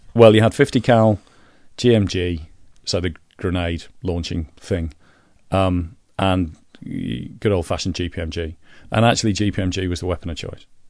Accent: Leeds, Yorkshire and the Humber, United Kingdom; I'm from Leeds

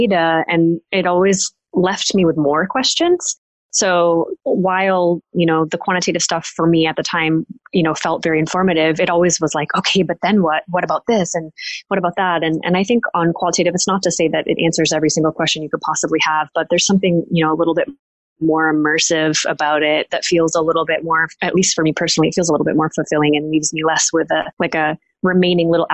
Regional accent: United States; moved away as an adult; being an American based over here

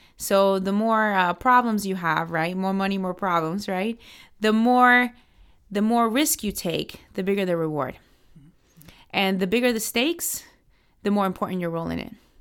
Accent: Miami, Florida, United States; moved away as an adult; now in Washington, D.C., United States; I grew up in Miami. I'm a Cuban American

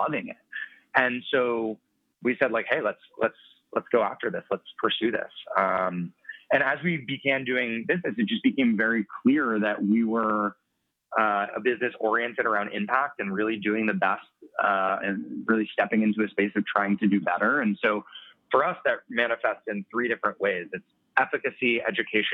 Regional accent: Colorado, United States; I'm from Colorado

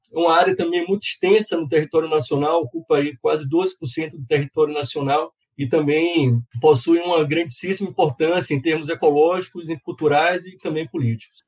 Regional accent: Bahia, Brazil; Eu sou baiano, uma parte grande da minha família que vive né, no semiárido e cresci também visitando muito a região semiárida

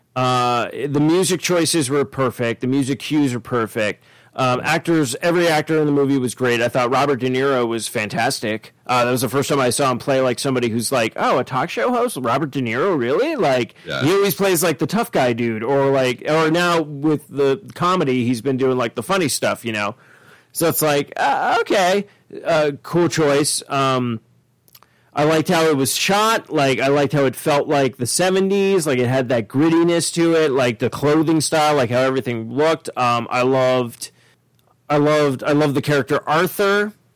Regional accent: Ireland; I'm an Irishman

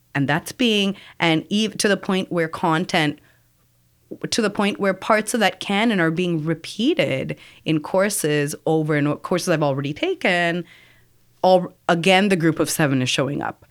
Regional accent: Toronto, Ontario, Canada; I'm from Scarborough. Uh, commuting from Scarborough and certain parts of Scarborough. I come from Bellamy and Eglinton

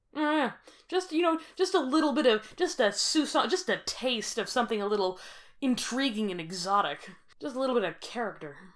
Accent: Grande Prairie, Alberta, Canada; I am from Grand Prairie

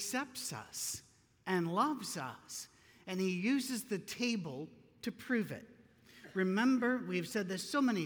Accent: Scotland, United Kingdom; Being Scottish, we don't tan, we stroke

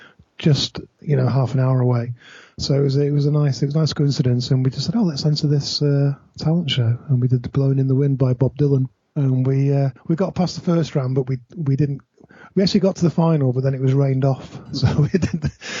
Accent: Manchester, North West England, United Kingdom; also born or lived in South Africa; when we came back from South Africa, actually, because I went to live in a part of Manchester

